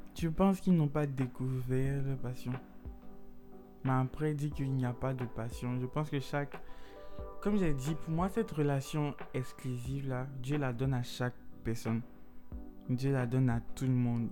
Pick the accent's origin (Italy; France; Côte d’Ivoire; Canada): Côte d’Ivoire; en tant qu'Ivoirien